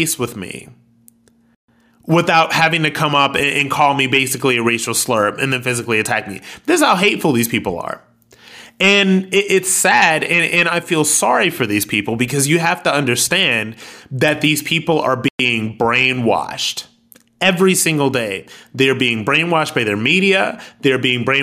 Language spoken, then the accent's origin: English; Akron, Ohio, United States; I'm ex-military and I'm from Akron, Ohio